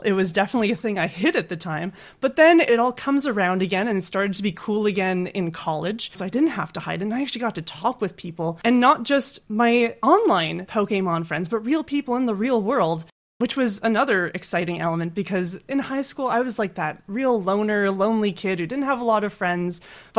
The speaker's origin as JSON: {"language": "English", "country": "Canada", "said": "I'm not biased at all as a Canadian."}